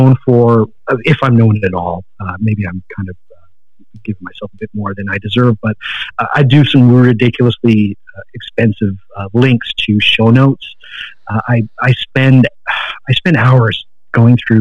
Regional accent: Canada; I'm Canadian.

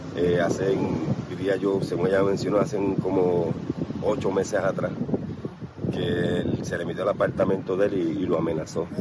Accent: Vega Baja, Puerto Rico; yo soy aquí de Vega Baja Natural

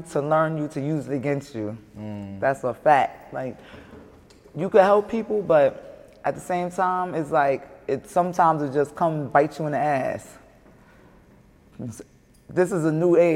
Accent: New York City, New York, United States; accent: heavy accent; I'm from Brooklyn, Brownsville.

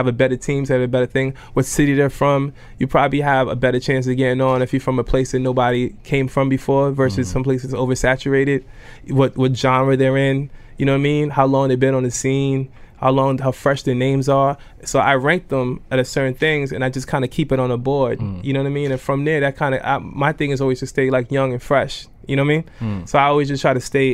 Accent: New York City, New York, United States; I grew up in Brooklyn

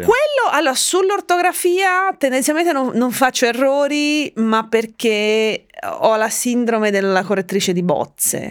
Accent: Tuscany, Italy; also born or lived in Finland; Veneto, poi io son cresciuta in Toscana

